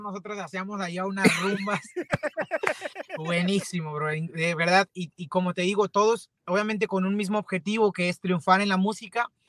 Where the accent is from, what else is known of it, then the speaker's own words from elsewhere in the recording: Mexico; soy, soy cantante este, mexicano